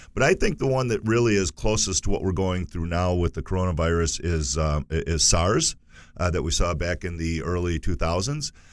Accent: United States; we as, as, as American consumers

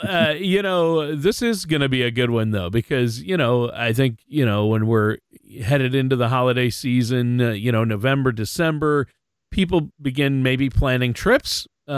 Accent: Minnesota, United States; I'm from Minnesota

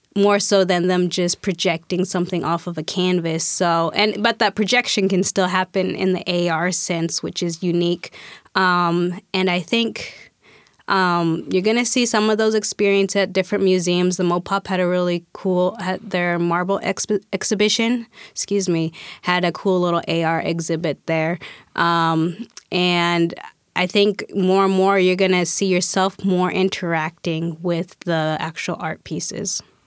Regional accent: Spokane, Washington, United States; also born or lived in Guatemala; I was adopted, um, by family in Spokane, Washington

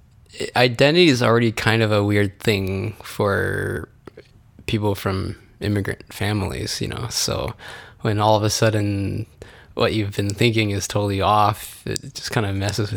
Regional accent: Orange County, California, United States; also born or lived in Artesia, California / San Diego / Los Angeles; I've lived in Los Angeles, and mostly grew up in Orange County

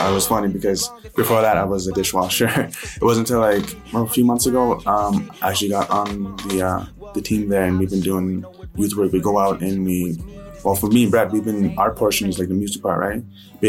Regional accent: an hour east of Calgary, Alberta, Canada; I'm from Sixth Generation. It's like an hour east of Calgary.

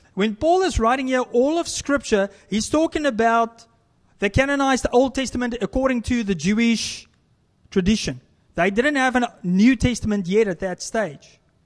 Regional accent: South Africa; moved away; as a South African, I love to barbecue or braai as we, we call it

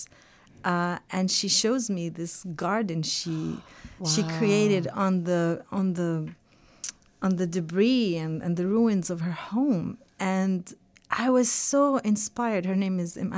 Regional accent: Bethlehem, West Bank, Palestine; I was too young when I was trying to start this farm in my hometown

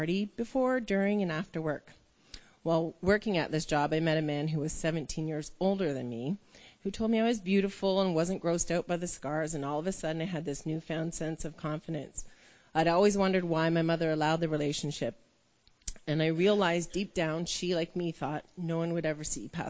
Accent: Toronto, Ontario, Canada; I was born in Toronto. I was raised by a mother

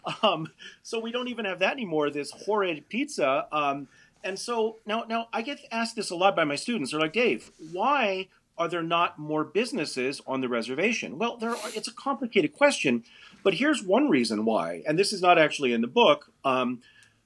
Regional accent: Denver, Colorado, United States; Denver is my hometown. So I was raised here in the roughest neighborhood in all of Denver

